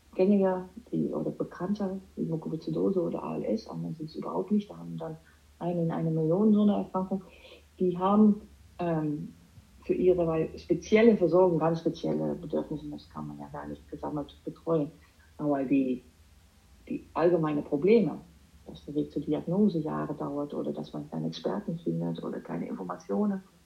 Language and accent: German; Amsterdam, North Holland, Netherlands; German is a second language; moved away as an adult; also born or lived in Düsseldorf, Germany; now in Germany; Ich habe Jura studiert als Niederländerin. Ich komme aus Amsterdam